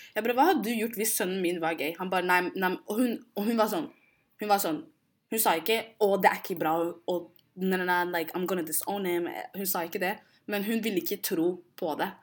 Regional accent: Oslo, Norway; Jeg er jo født og oppvokst i Oslo

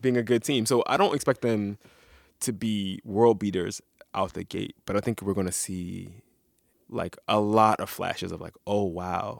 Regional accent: Philadelphia, Pennsylvania, United States; I'm from Philly

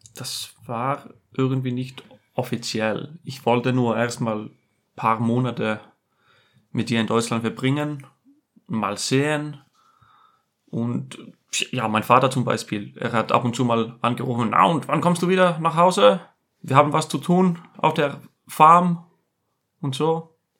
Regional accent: Iceland; German is a second language; moved away as an adult; also born or lived in Germany; ich sage Island

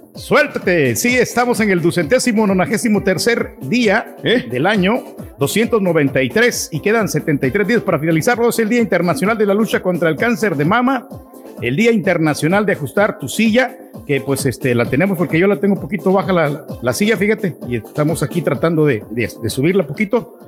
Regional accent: El Salvador; now in United States; yo soy del Salvador

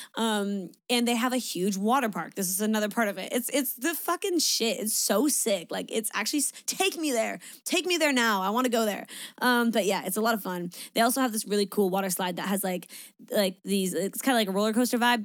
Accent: Niagara Falls, Ontario, Canada; I'm from Niagara

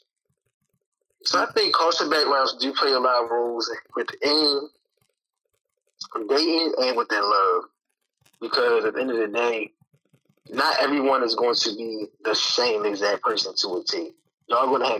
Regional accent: Baltimore, Maryland, United States; I was from Baltimore

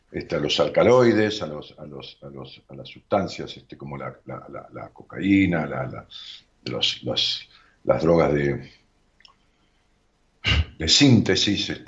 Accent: Rosario, Santa Fe, Argentina; De Rosario.

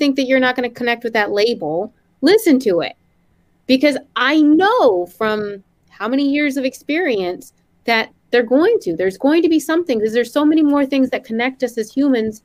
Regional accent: the South, United States; Growing up in the South in an interracial

